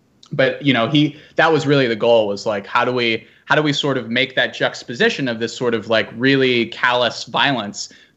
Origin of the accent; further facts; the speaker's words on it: Virginia, United States; This is in my hometown